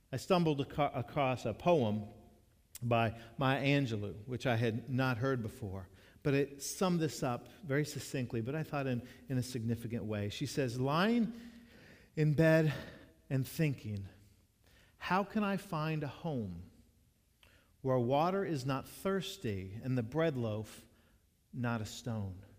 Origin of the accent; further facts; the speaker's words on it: Jacksonville, United States; moved away; When I was growing up in Jacksonville, when dad served Main Street United Methodist Church from the years I was in the first grade to the seventh grade